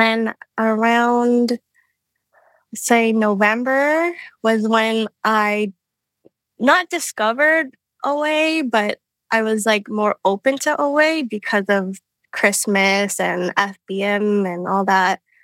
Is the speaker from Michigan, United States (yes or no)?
no; Hawaii, United States; moved away; I'm from Hawaii